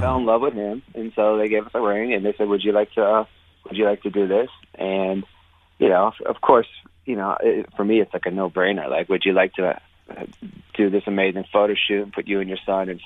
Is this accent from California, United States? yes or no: no; Youngstown, Ohio, United States; moved away as an adult; now in Brooklyn, United States; where I grew up in Youngstown, Ohio